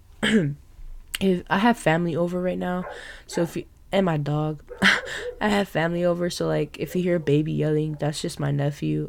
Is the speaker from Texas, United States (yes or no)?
yes; Texas, United States; now in Oklahoma, United States; I'm from Oklahoma, well, Texas, but I moved to Oklahoma, believe, seven years ago